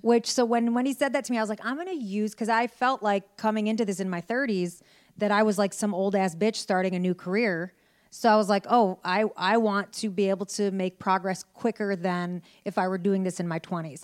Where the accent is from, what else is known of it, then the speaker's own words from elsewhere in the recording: Detroit, Michigan, United States; I was born in Detroit, Michigan